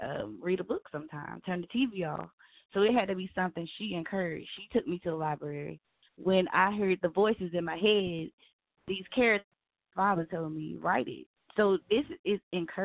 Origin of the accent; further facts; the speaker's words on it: the South, United States; I'm from the South